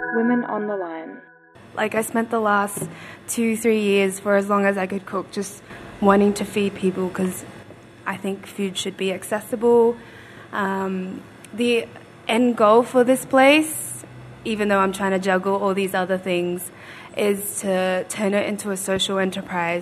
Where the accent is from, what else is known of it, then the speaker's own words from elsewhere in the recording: Footscray, Victoria, Australia; I grew up in Footscray